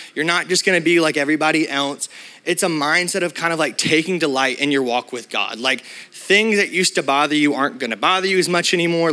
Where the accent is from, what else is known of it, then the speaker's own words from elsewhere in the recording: Alabama, United States; I'm from Alabama